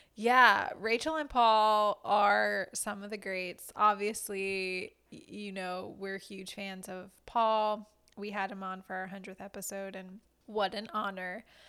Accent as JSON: {"language": "English", "region": "South Louisiana", "country": "United States", "said": "I, myself, am Cajun. I'm from South Louisiana, um, near New Orleans"}